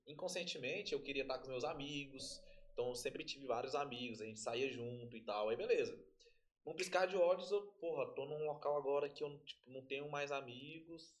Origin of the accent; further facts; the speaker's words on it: Tocantins, Brazil; eu sou do Tocantins